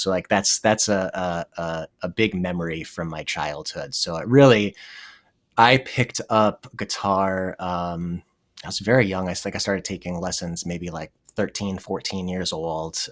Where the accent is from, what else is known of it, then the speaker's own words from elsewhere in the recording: New Jersey, United States; moved away as an adult; also born or lived in Madison, Wisconsin / Burlington, Vermont; I'm from New Jersey